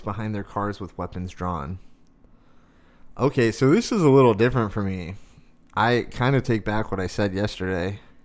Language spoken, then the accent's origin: English; Arizona, United States; growing up in Arizona, like, I remember going out and shooting guns when I was a teenager.